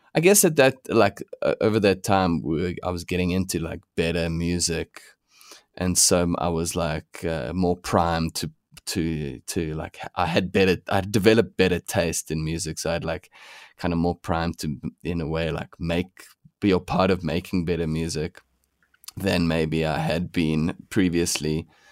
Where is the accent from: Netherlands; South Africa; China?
South Africa; Pretoria, Gauteng; now in Johannesburg, South Africa; we grew up in Pretoria